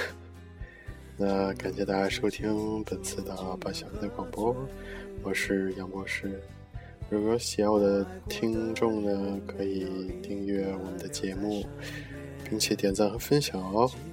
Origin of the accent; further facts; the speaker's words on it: China; 虽然说我们是中国人